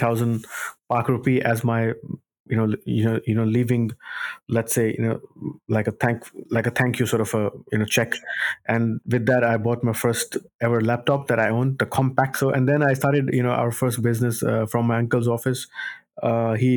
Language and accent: English; Karachi, Sindh, Pakistan; moved away as an adult; now in Cardiff, United Kingdom; born and brought up in Karachi, Pakistan.